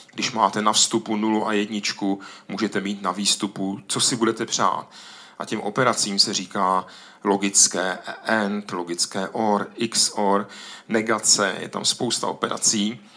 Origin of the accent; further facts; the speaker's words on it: Ostrava, Moravian-Silesian Region, Czechia; u nás v Ostravě, tam je tolik dolů v podzemí